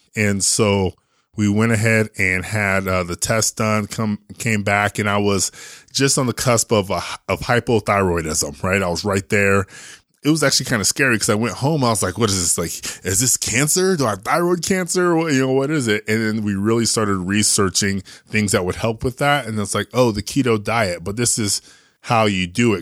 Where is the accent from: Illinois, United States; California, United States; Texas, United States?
California, United States; San Jose; moved away as an adult; also born or lived in New Jersey / Austin; now in Salt Lake City, United States; I was born in San Jose